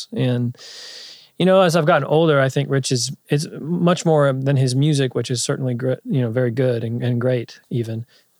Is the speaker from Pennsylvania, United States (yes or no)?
yes; Pittsburgh, Pennsylvania, United States; moved away as an adult; now in Nashville, United States; I went to Catholic schools growing up in Pittsburgh